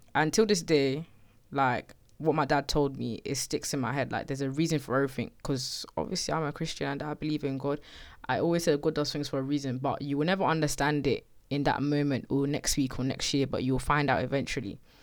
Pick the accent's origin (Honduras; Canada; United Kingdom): United Kingdom; Slough, South East England; I'm from Slough. It's a place outside of West London. I've lived there all my life.